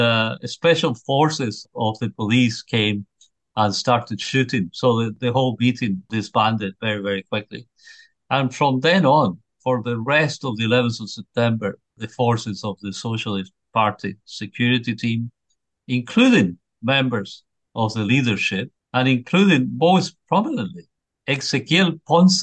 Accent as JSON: {"language": "English", "town": "Curicó", "region": "Maule", "country": "Chile", "tie": "born or raised there", "also_born_or_lived": "Santiago", "moved": "yes", "said": "visiting my family in my hometown of Curicó."}